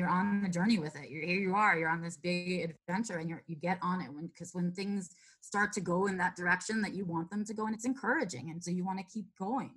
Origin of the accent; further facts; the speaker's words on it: New York City, New York, United States; moved away as an adult; I was born and raised in New York City in the boroughs.